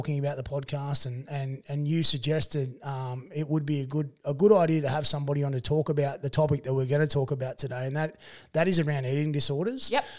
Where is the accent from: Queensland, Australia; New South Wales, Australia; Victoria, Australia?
New South Wales, Australia; Dubbo; born or raised there; also born or lived in Warren